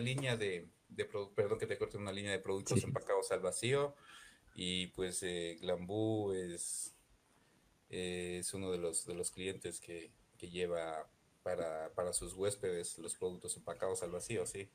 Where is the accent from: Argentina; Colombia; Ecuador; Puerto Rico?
Ecuador; now in Loja, Ecuador